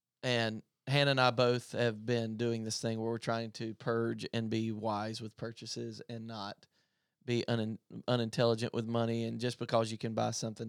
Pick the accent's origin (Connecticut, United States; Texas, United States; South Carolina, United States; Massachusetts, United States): South Carolina, United States; Tigerville; I grew up in Greenville, South Carolina. I actually grew up in a place called Tigerville, South Carolina, which is literally a crossroads, and North Greenville University is there.